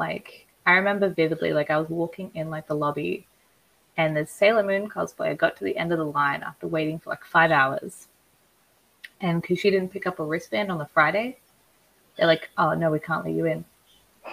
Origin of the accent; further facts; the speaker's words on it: Queensland, Australia; moved away as an adult; I lived in Queensland, which is like Australia's Texas